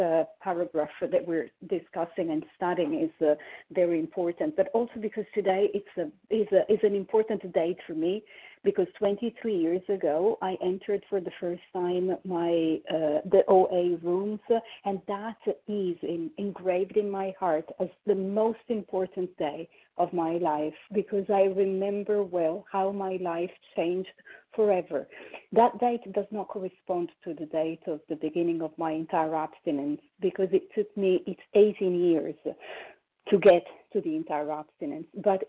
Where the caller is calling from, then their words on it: Paris, Île-de-France, France; I am calling from Paris, France.